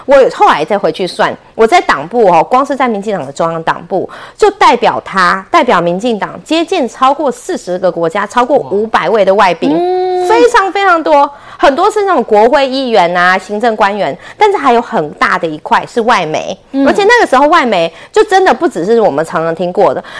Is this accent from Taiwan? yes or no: yes; Taiwan; 我们台湾人真的是民主的标杆